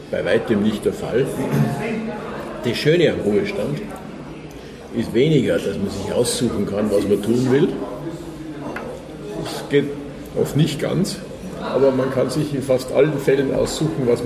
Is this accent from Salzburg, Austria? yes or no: yes; Salzburg, Austria; moved away as an adult; also born or lived in Innsbruck; now in Würzburg, Germany; ich bin Salzburger. Salzburg.